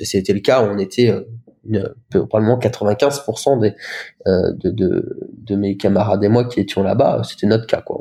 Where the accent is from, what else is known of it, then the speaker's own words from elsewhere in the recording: Lorraine, Grand Est, France; moved away as an adult; also born or lived in Romania; now in Caen, France; j'avais fait des stages dans les dans le, coran CHR près de chez moi, en Lorraine